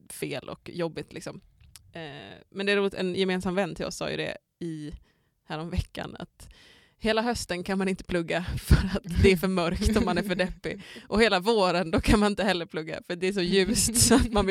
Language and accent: Swedish; Skåne, Sweden; now in Umeå, Sweden; egentligen så känns det nästan som att det var mörkare hemma i Skåne förr.